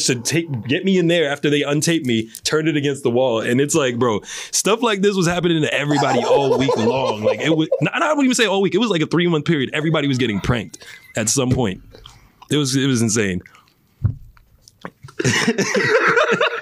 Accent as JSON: {"language": "English", "region": "New York", "country": "United States", "moved": "yes", "said": "I'm from New York. We are born with paranoia"}